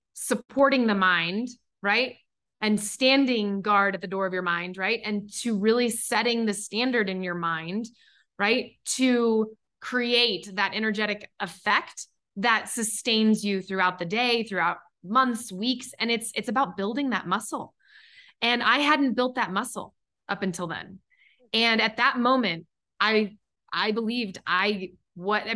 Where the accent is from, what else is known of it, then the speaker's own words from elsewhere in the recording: Kansas City, Missouri, United States; I'm originally from Kansas City. So … from KC.